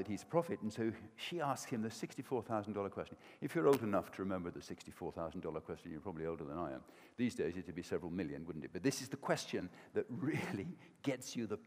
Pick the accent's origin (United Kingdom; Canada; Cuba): United Kingdom; Welsh, Wales; I'm Welsh